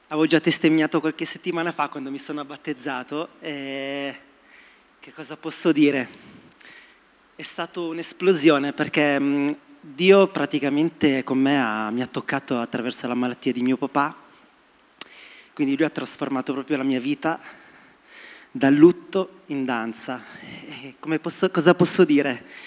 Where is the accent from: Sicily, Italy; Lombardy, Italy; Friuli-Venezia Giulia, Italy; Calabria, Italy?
Sicily, Italy; now in Milan, Italy; sono arrivato qui a Milano, che sono siciliano